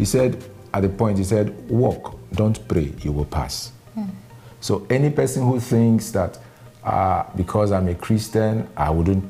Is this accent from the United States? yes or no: no; Nigeria; I'm a Nigerian, a lawyer by profession